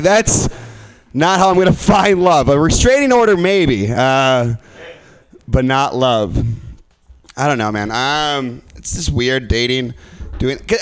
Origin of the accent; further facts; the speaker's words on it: Midwest, United States; moved away; I'm from the Midwest.